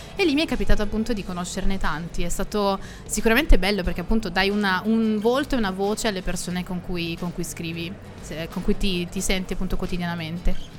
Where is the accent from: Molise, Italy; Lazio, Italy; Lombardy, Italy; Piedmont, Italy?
Lombardy, Italy; Milan; Milano, perché è la mia città natale, quindi quella in cui vivo da ventotto anni